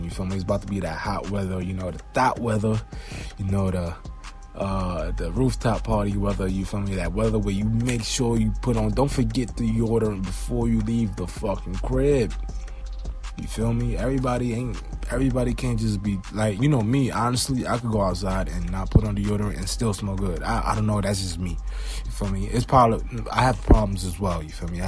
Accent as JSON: {"language": "English", "town": "New York City", "region": "New York", "country": "United States", "said": "I'm from Brooklyn"}